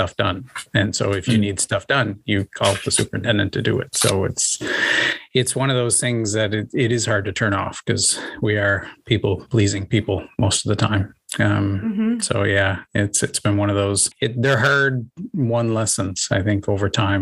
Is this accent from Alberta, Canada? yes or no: no; Prince Edward Island, Canada; also born or lived in Ontario; I grew up on Prince Edward Island and actually went to the University of PEI